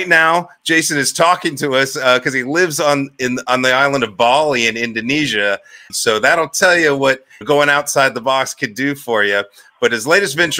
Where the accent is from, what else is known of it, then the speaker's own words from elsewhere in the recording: Northeast Ohio, United States; I'm from Ohio. I'm from Northeast Ohio, Amish country